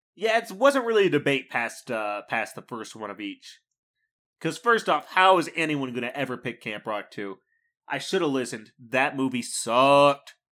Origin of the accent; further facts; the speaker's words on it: Midwest, United States; as a Midwesterner